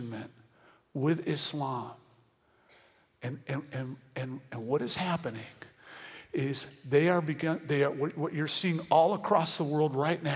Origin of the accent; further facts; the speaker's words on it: Venezuela; I'm from Venezuela